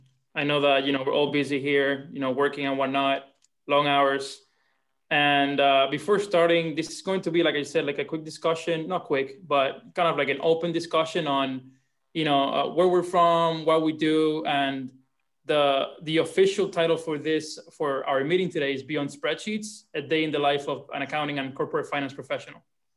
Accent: Cuba; now in Palm Beach Gardens, United States; First and foremost, I was born and raised in Cuba.

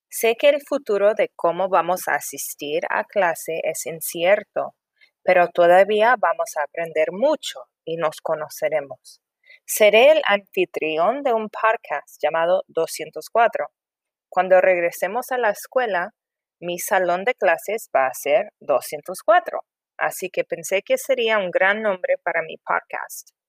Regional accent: San Diego, California, United States; Soy de San Diego, California. He vivido en San Diego toda mi vida.

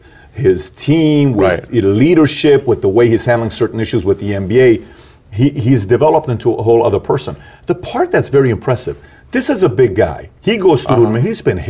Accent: Iran; moved away; I'm from Iran

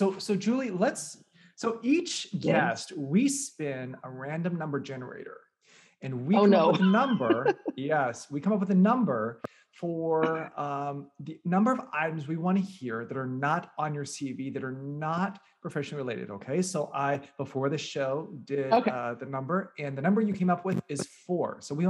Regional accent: Normal, Illinois, United States; I am from Normal, Illinois, and yes, Normal, Illinois is a real place.

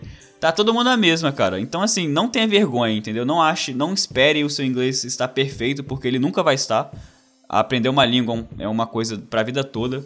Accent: Brazil; moved away as an adult; also born or lived in Wales / Canada; now in Australia

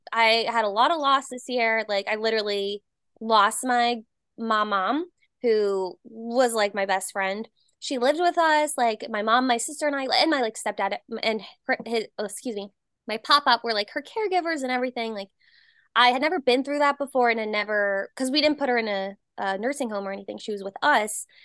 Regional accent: New Jersey, United States; moved away; I'm originally from Jersey

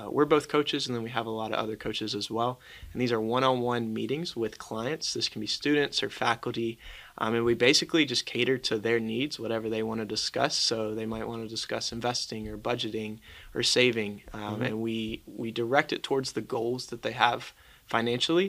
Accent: Asheboro, North Carolina, United States; I'm also a senior from Asheboro, North Carolina.

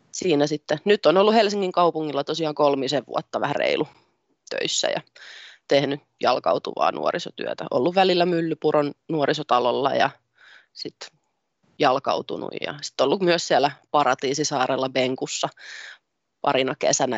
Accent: Tampere, Pirkanmaa, Finland; also born or lived in Ilmajoki; minä olen syntynyt Tampereella ja siellä suurimman osan iästäni asunut ja elämästäni asunut

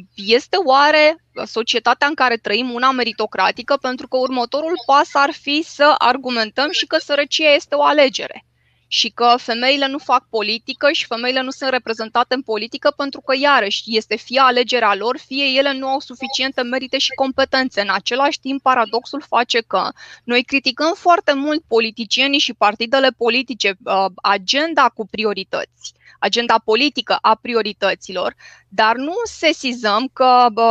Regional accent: Romania; m-am născut în România

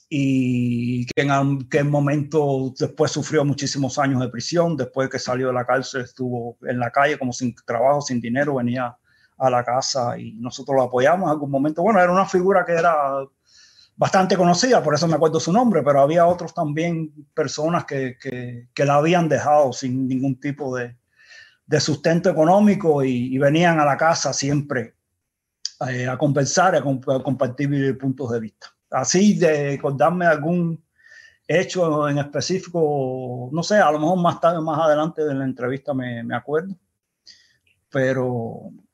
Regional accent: Cuba; accent: Cuban; moved away; also born or lived in Denmark; nací en Dinamarca y de cinco meses me llevaron a Cuba

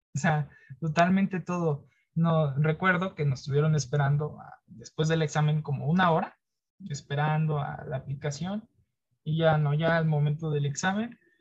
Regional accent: Mexico; moved away; yo soy de otro estado, en este caso no soy de la Ciudad de México

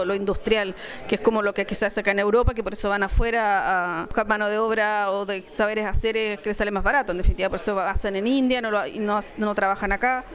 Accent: Chile; now in Paris, France

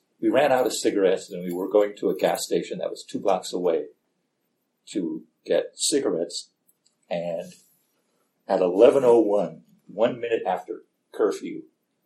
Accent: Gary, Indiana, United States; moved away; I grew up in Gary, Indiana

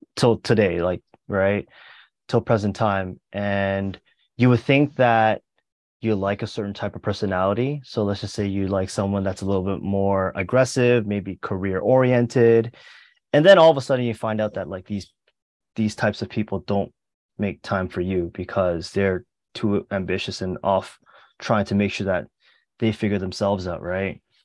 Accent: Mississauga, Ontario, Canada; moved away as an adult; now in Hong Kong; I'm from Mississauga, which is a relatively large suburb in Toronto

